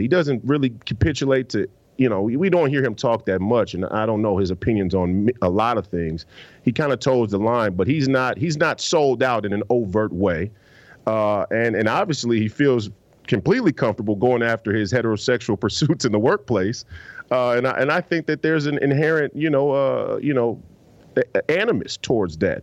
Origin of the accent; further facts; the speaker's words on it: Minneapolis, Minnesota, United States; I'm from the Twin Cities